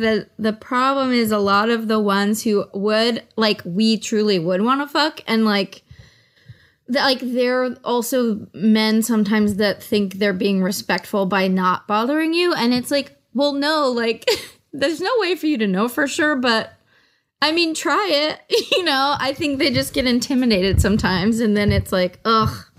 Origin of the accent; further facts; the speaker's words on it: the Bay Area, California, United States; I'm from the Bay Area, and it's, like, a very, uh, Oh, it's like a place with a lot of local pride